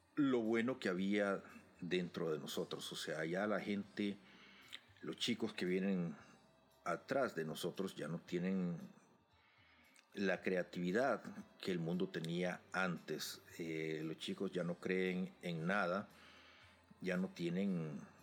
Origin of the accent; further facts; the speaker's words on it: El Salvador; mi país, en El Salvador